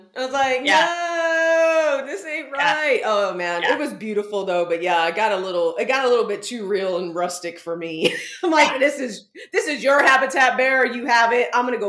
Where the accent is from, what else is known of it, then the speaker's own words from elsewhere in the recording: San Antonio, Texas, United States; now in New York, United States; So I grew up in San Antonio, legit. But I went to like high school on farmland, legit.